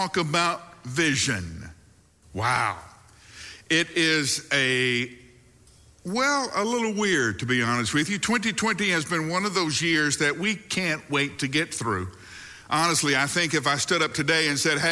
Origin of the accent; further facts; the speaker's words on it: the South, United States; one of the great things about growing up in the South is you have appropriate phrases for just about every situation